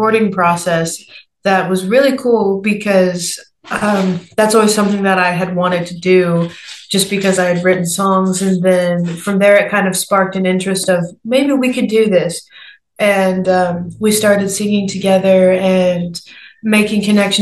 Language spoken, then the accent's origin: English; Nashville, Tennessee, United States; I'm 23 years old, born and raised in Nashville, Tennessee.